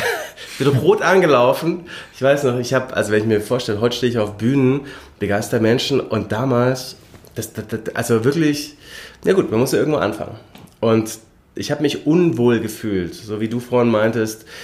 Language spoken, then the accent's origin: German; Lindau, Bavaria, Germany; also born or lived in Regensburg; now in Munich, Germany; Nein, ich wohne in München. Ich bin aus Lindau am Bodensee. Ähm, habe hier in München studiert, war dann drei Jahre in Regensburg für den Doktor